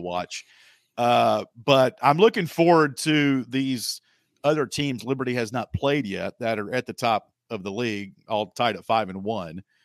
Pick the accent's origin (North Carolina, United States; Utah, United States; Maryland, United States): North Carolina, United States; I grew up in North Carolina on Tobacco Road